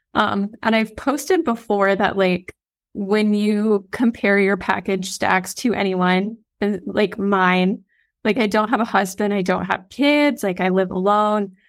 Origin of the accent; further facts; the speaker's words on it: Iowa, United States; I'm a girl from Iowa